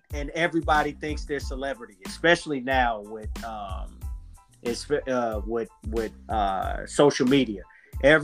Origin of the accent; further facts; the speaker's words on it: Los Angeles, California, United States; also born or lived in Compton / Inland Empire; I essentially grew up, went to school in LA all the way until ninth grade